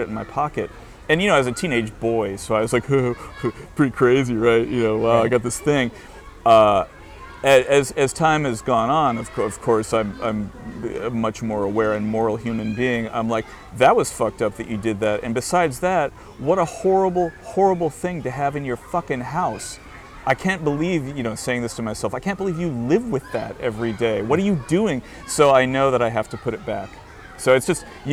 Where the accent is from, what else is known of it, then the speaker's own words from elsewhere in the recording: United States; moved away as an adult; now in Madrid, Spain; I'm an American who lives in a foreign country